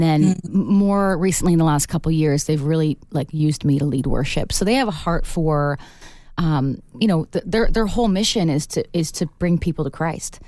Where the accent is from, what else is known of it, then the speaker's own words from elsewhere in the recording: Canada; as a Canadian artist